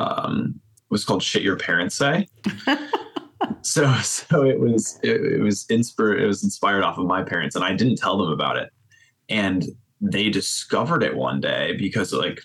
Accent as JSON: {"language": "English", "area": "right outside of Boston", "region": "Massachusetts", "country": "United States", "also_born_or_lived": "Minnesota", "moved": "as an adult", "said": "I'm from the East Coast. I'm from right outside of Boston"}